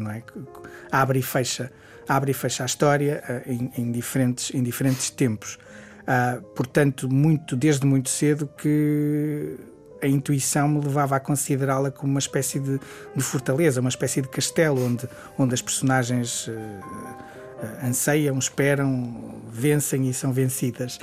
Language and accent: Portuguese; Guimarães, Norte, Portugal; sou nortenho, vá lá, sou de Guimarães, uh, ou do Entrador e Minho, uh, um dos sítios a que chamo casa